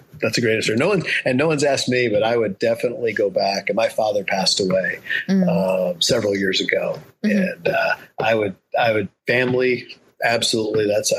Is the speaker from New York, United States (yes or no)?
yes; Rochester, New York, United States; also born or lived in Southern California; I grew up in Rochester, New York, and Southern California, back mm-hmm. and forth.